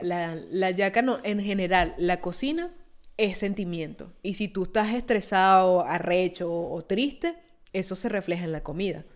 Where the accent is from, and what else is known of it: Venezuela; now in Italy